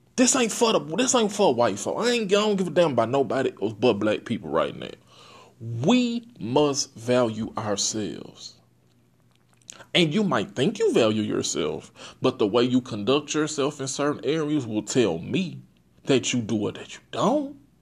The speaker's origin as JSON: {"language": "English", "town": "Port Arthur", "region": "Texas", "country": "United States", "said": "I'm from Port Arthur, Texas"}